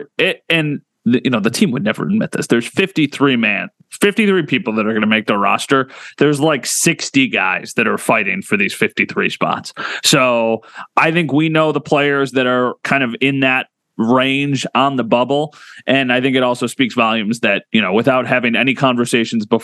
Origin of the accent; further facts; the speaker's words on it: Northtowns, New York, United States; I'm a North Towns guy. I grew up in the North